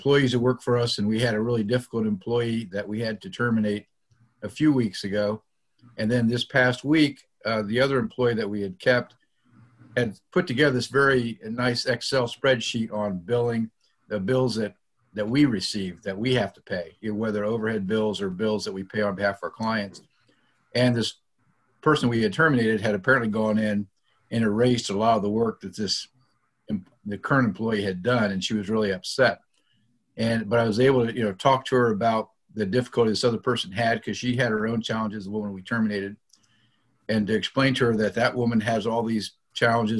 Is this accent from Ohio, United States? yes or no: yes; Eaton, Ohio, United States; also born or lived in Columbus, Ohio; I was raised in Eaton, Ohio, born and raised Catholic